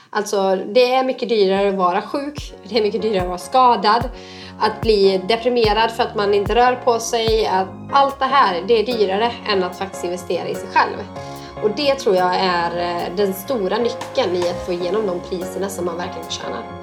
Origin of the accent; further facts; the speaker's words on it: Borås, Västra Götaland, Sweden; från min hemstad Borås